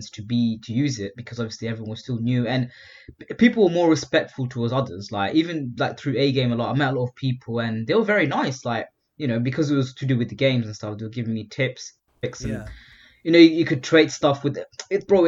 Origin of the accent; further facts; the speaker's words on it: England, United Kingdom; and I'm from England.